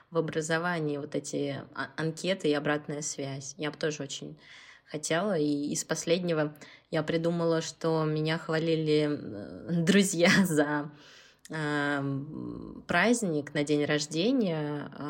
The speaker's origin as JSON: {"language": "Russian", "region": "Moscow", "country": "Russia", "said": "Я из Москвы, работаю учителем"}